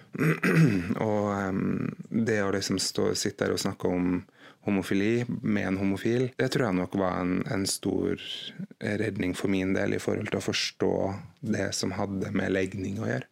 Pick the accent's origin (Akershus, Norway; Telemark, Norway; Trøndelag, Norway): Trøndelag, Norway; Trondheim; moved away as an adult; now in Haugesund, Norway; jeg er jo opprinnelig fra Trondheim. Flytta fra Trondheim i 2006, eh, men flytta til Haugesund i 2011.